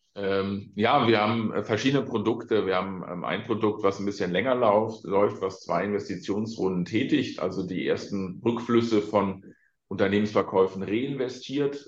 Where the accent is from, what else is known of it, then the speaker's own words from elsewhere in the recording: Ahr Valley, Rhineland-Palatinate, Germany; ich komme aus dem Ahrtal